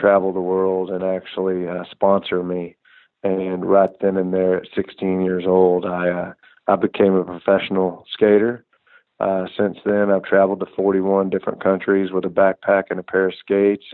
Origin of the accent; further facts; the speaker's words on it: Houston, Texas, United States; I grew up here outside of Houston, Texas